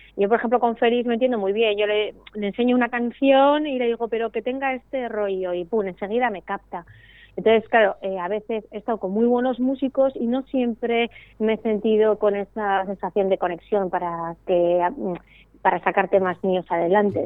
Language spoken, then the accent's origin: Spanish; Eibar, Basque Country, Spain; yo soy de Ibar, que es un pueblo de Guipúzcoa